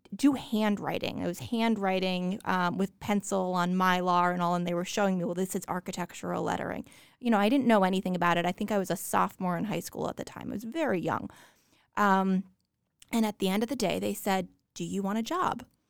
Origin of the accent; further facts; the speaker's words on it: New Jersey, United States; I grew up in New Jersey